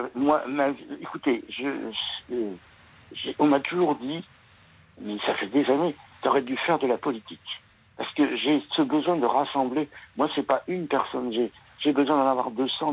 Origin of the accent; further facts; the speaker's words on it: France; la pratique musicale des jeunes chez nous en France